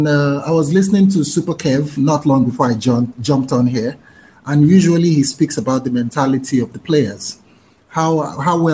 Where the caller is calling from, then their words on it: Nigeria; I'm calling from Nigeria.